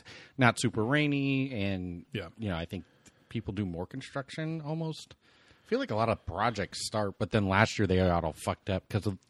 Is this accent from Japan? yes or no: yes; Japan; You are correct, my friend. Right. I am Japanese.